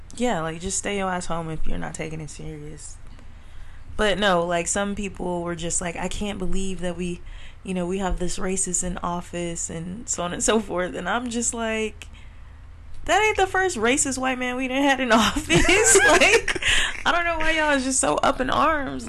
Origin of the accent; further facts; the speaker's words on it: California, United States; we are from California